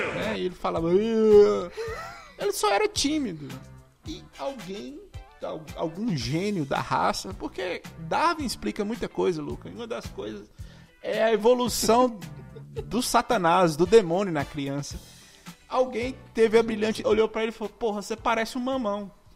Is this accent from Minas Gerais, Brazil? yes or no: yes; Monte Azul, Minas Gerais, Brazil; Monte Azul é a cidade que eu sou, norte de Minas